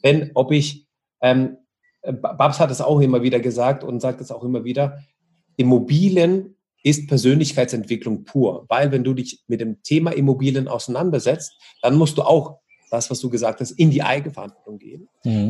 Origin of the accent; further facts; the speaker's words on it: Russia; now in Germany; ich bin ja ähm, gebürtig aus Russland